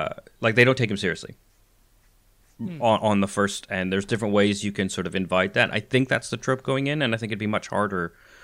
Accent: Canada; now in United Kingdom; Which has always bothered me growing up in Canada and seeing

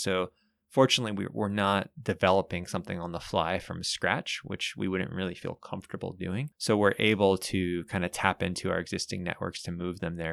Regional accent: Bay Area, California, United States; moved away as an adult; now in Santa Cruz, United States; I grew up in the Bay Area

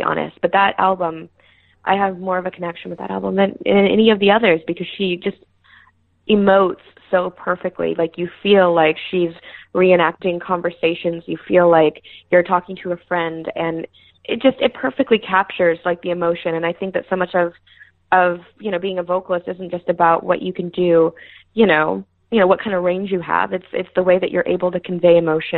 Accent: Houston, Texas, United States; I'm from Houston, yeah. So I grew up going to Astros games

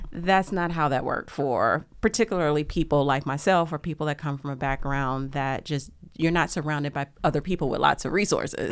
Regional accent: Lake Charles, Louisiana, United States; where I grew up in Louisiana

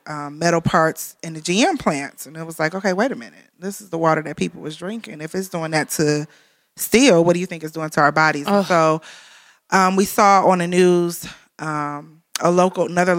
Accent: Detroit, Michigan, United States; now in Flint, United States; we're from Detroit

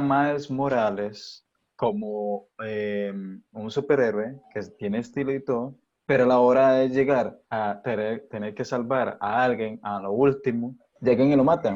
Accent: Costa Rica; como ser tico, realmente eh, afrocaribeño

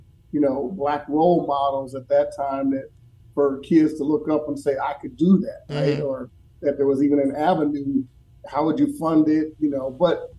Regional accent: Minneapolis, Minnesota, United States; when I was growing up in Minneapolis

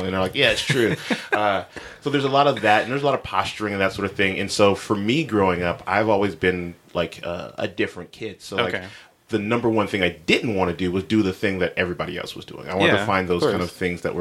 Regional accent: Los Angeles, California, United States; I am born and raised in Los Angeles, California

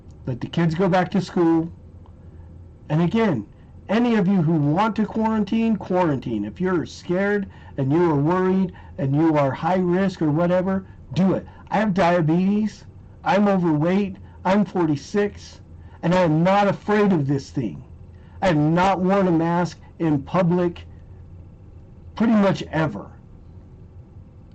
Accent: United States; we as the American people

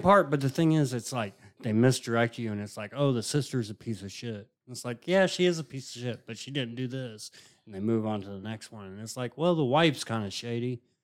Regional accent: Indiana, United States; I'm from Indiana and my mom's from Kentucky

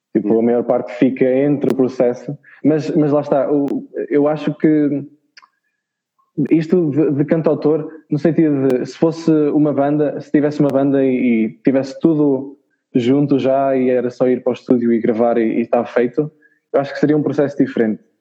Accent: Chaves, Norte, Portugal; sou de Chaves, daqui do norte de Portugal.

